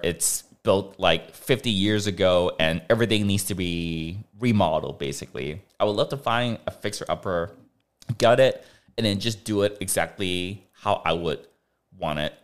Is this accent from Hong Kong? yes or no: yes; Hong Kong; moved away; we grew up in Hong Kong